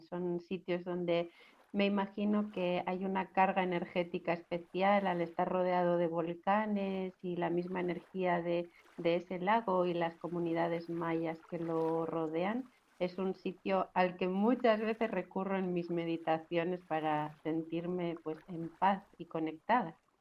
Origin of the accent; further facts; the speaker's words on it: Basque Country, Spain; yo crecí en el País Vasco